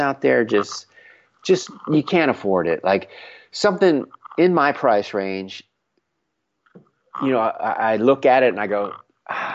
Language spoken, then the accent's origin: English; Frederick, Maryland, United States; moved away as an adult; also born or lived in Los Angeles; I grew up in Frederick, but I initially left Maryland because I couldn't stand the seasons anymore